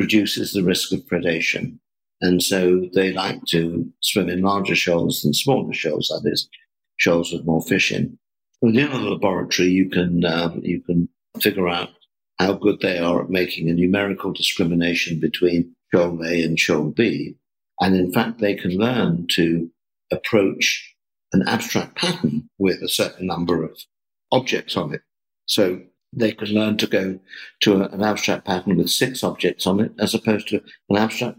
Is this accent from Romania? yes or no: no; England, United Kingdom; I was brought up in England